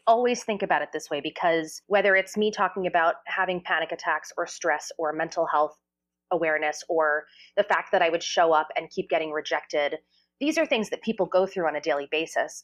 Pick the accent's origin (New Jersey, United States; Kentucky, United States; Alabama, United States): New Jersey, United States; I grew up in New Jersey